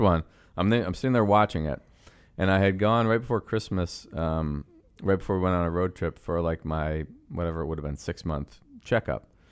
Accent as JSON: {"language": "English", "town": "Buffalo", "region": "New York", "country": "United States", "tie": "born or raised there", "also_born_or_lived": "Montreal, Canada", "moved": "as an adult", "lives_now": "Chicago, United States", "said": "we moved to Buffalo from Montreal when I was six years old"}